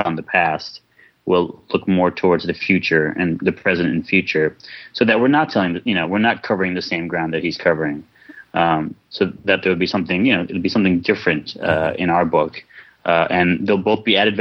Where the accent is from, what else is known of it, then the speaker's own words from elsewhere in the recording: New York, United States; moved away; I grew up in New York. In my heart, I'll always be a New Yorker. So any chance I get to go back home is a huge thrill for me